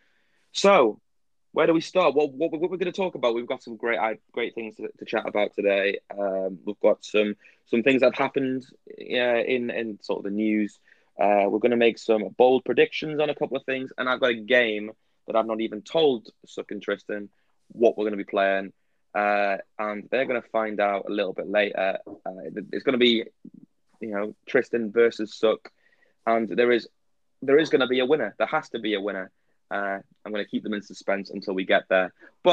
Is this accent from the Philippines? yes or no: no; England, United Kingdom; English fans of, like, Premier League and football